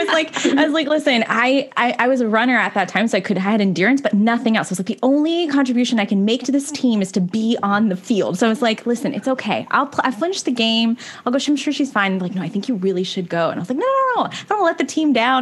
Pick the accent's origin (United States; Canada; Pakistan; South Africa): Canada; we're definitely a Canadian podcast